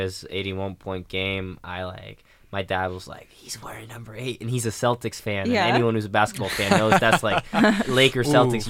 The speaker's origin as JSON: {"language": "English", "country": "Sweden", "tie": "born or raised there", "said": "So growing up in Sweden, basketball was bigger than people would think, wow."}